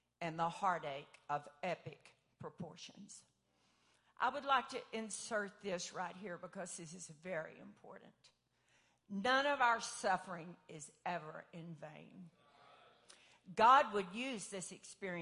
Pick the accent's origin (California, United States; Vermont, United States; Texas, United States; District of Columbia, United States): Texas, United States; Paris; I grew up 15 miles outside of Paris, Texas, at the end of a little gravel road